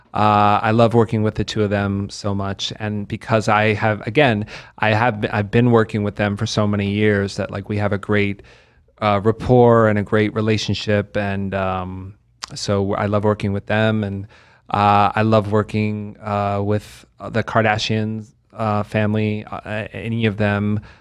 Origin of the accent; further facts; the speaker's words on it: Lexington, Kentucky, United States; also born or lived in West Virginia; now in Las Vegas, United States; I grew up in Lexington mainly, which is a, it's a great place to live, Lexington, Kentucky